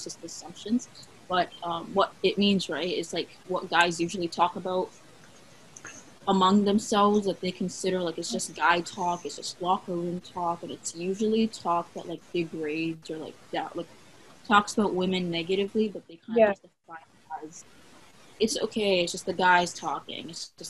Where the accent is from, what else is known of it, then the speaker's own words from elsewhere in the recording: Palestine; now in Vancouver, Canada; I'm Palestinian. I live in Vancouver, Canada.